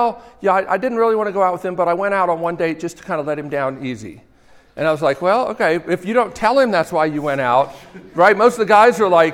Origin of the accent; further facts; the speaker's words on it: Northeast, United States; accent: New Jersey; I grew up in the Northeast.